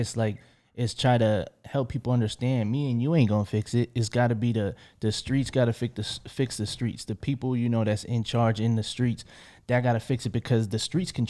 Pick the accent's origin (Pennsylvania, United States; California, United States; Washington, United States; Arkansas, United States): Pennsylvania, United States; Philadelphia; Like, yeah, I'm from Philly. Like, we got more murders than y'all in Chicago.